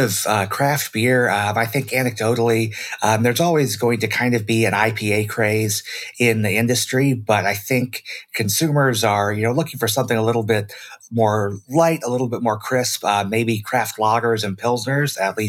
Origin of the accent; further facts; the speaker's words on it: Michigan, United States; moved away as an adult; now in Brooklyn, United States; I really brought a lot of my roots from my home state of Michigan with me.